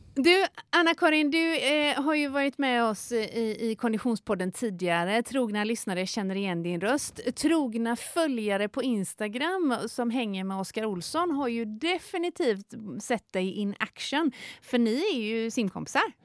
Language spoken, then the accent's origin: Swedish; north of Gothenburg, between Kungälv and Stenungsund, Västra Götaland, Sweden; also born or lived in Tjörn; Där jag är född och uppvuxen eh, eh, norr om, om Göteborg, eh, mellan Kungälv och Stenungsund vid havet ut där